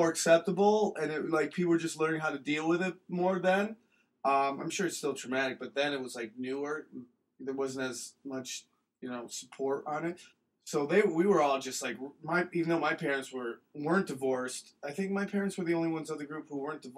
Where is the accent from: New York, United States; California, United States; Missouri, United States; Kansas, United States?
New York, United States; Cortland; I grew up in Cortland, New York, just outside Syracuse